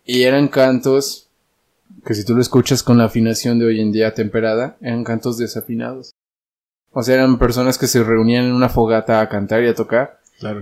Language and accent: Spanish; Dolores Hidalgo, Guanajuato, Mexico; yo soy de Dolores